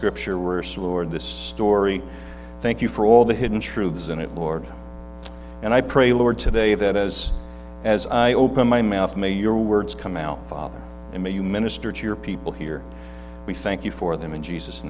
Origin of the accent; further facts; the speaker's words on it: Hudson Valley, New York, United States; I grew up in the Hudson Valley area, so we don't have an accent up there